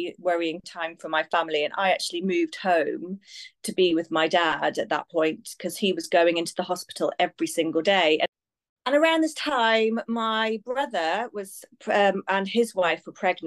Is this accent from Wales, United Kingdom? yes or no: yes; Abergavenny, Wales, United Kingdom; moved away; I'm from Wales. Yeah, grew up in a really small rural town in Abergavenny